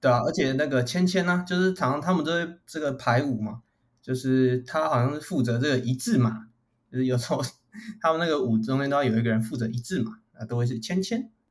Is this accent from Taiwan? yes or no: yes; Taichung, Taiwan; 我们台中人